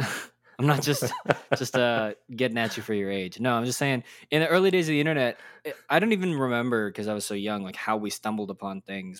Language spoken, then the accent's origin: English; Texas, United States; I grew up in Texas